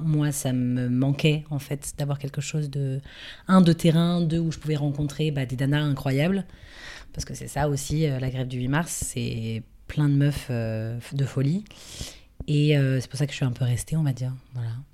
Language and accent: French; France; moved away as an adult; now in Brussels, Belgium; je suis aussi française, mais j'habite à Bruxelles maintenant depuis 5 ans